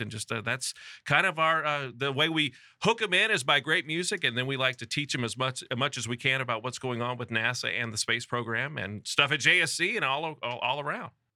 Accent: Houston, Texas, United States; also born or lived in Birmingham, Alabama; I came back to my hometown of Houston

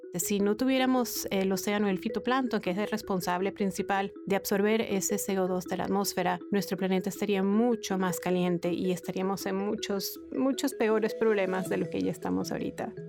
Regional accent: Venezuela; Yo nací y crecí en Venezuela.

